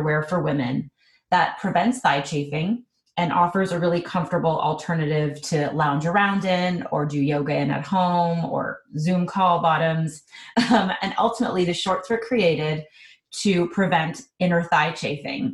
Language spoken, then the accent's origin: English; Montreal, Quebec, Canada; now in Toronto, Canada; I am originally from Montreal, and I've actually been living in Toronto for the last 15 years